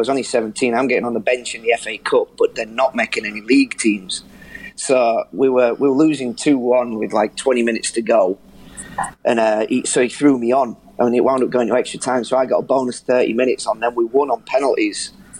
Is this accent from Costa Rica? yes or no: no; near Bridlington and Scarborough, Yorkshire and the Humber, United Kingdom; Yeah, I grew up out near Bridlington and Scarborough. And York was really local to me.